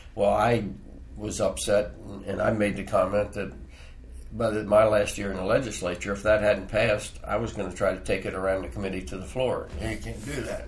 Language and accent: English; Frederick, Maryland, United States; I was born on Market Street, grew up in Frederick.